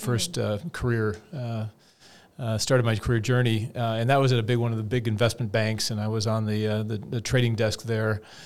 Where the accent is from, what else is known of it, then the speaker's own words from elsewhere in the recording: California, United States; I'm from California